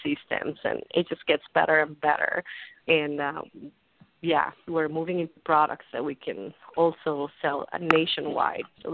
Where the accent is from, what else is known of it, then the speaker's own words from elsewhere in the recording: Venezuela; moved away as an adult; also born or lived in New York; now in United States; I'm from Venezuela originally